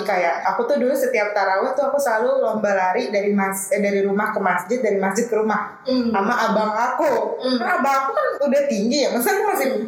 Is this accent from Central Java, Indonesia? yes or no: no; Tangerang, Banten, Indonesia; rumah aku di Ciledug